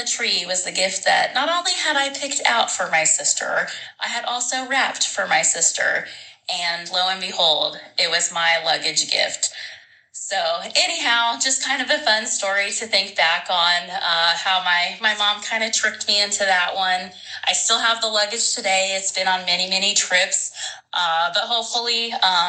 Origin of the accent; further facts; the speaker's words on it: Newfoundland and Labrador, Canada; now in Red Deer, Canada; I am from Red Deer, Alberta, Canada. However, I was born and raised in Newfoundland, Canada